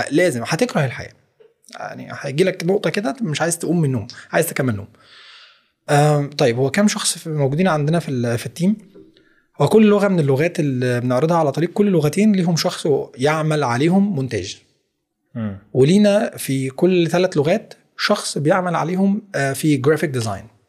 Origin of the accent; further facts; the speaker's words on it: Egypt; accent: Egyptian; انا اتولدت مصري فاذا انا مولود باللهجه المصريه